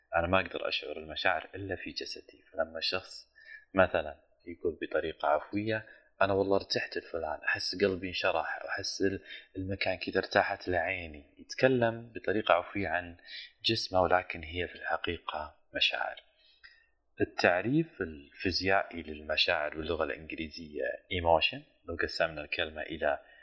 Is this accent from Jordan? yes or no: no; Saudi Arabia; من السعوديه